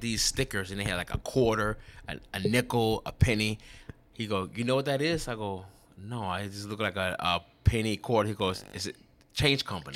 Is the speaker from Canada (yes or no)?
no; Chicago, Illinois, United States; born and raised on the West Side of Chicago